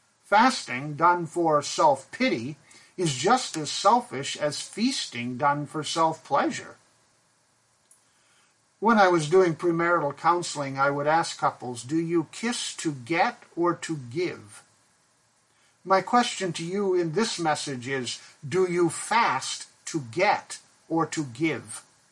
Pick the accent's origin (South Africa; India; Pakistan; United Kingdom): Pakistan; I grew up in Pakistan, and the Shiite Muslims have a religious ritual called the Festival of Ashura